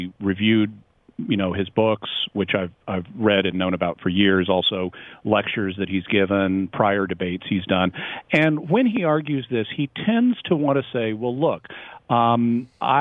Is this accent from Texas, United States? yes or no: yes; Texas, United States; I am from Texas